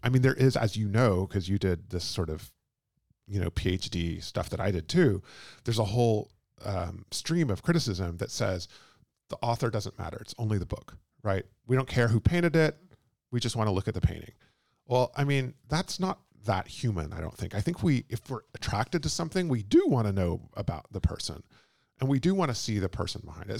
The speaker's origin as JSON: {"language": "English", "region": "Texas", "country": "United States", "also_born_or_lived": "London", "moved": "yes", "said": "I'm from Texas and I'm not from California"}